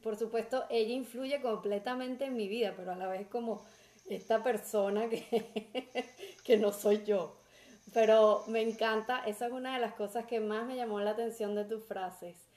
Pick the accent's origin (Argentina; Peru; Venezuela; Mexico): Venezuela; somos los venezolanos